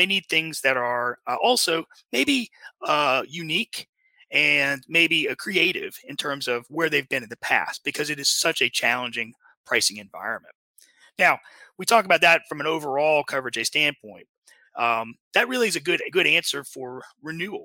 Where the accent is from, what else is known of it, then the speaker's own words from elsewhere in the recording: Lake Charles, Louisiana, United States; my hometown is a place called Lake Charles, Louisiana